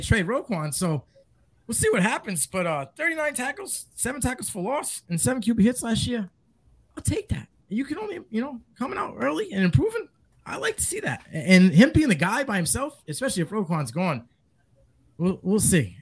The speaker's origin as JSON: {"language": "English", "region": "New England", "country": "United States", "said": "I'm from New England."}